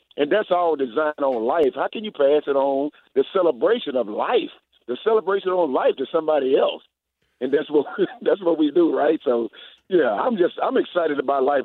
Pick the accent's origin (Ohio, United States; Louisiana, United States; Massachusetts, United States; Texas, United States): Texas, United States; Houston; born or raised there; also born or lived in Winnipeg, Manitoba; now in Atlanta, United States